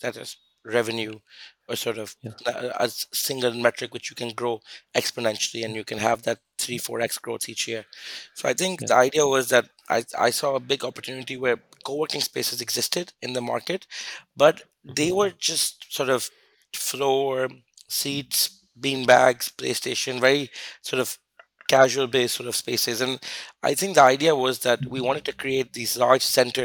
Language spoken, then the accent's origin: English; Lahore, Punjab, Pakistan; moved away as an adult; also born or lived in London / Dubai / Mexico / Turkey; I'm from Lahore. I grew up here, went to school there. I moved abroad in 2007